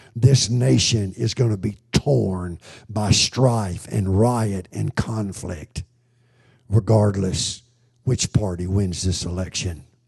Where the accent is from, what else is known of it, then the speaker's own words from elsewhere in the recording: United States; I grew up in America